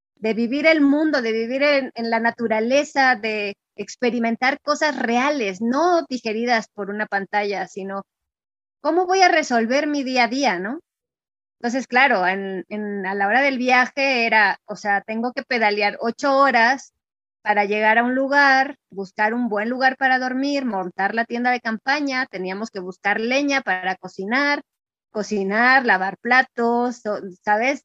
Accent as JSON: {"language": "Spanish", "country": "Mexico", "also_born_or_lived": "Mexico City", "said": "Yo soy, bueno, mexicana"}